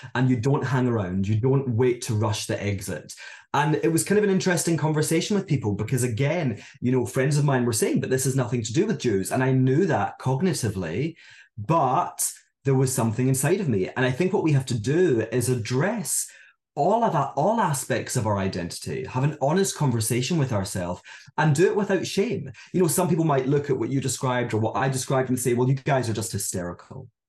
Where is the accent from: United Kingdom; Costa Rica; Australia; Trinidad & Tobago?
United Kingdom; Scotland; moved away as an adult; also born or lived in Hong Kong; now in London, United Kingdom; I'm from Scotland, as many of you can probably tell by my accent